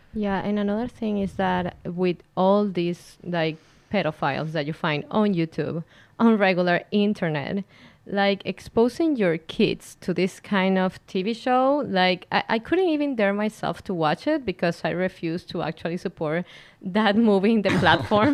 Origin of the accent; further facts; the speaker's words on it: Venezuela; moved away as an adult; now in Canada; I am a lawyer from Venezuela